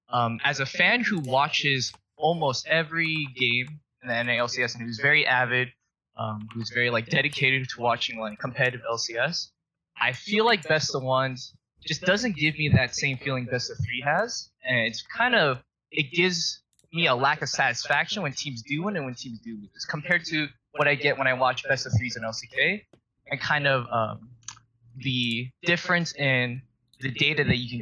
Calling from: Los Angeles, California, United States; I'm calling from Koreatown, Los Angeles.

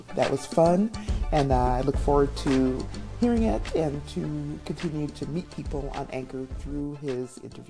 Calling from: Las Vegas, Nevada, United States; I am podcasting from the Mojave Desert city of Las Vegas, Nevada.

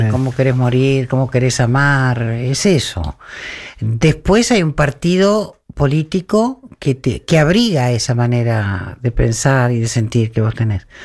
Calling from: Berazategui, Buenos Aires Province, Argentina; Hola Marcelo … de Verazategui.

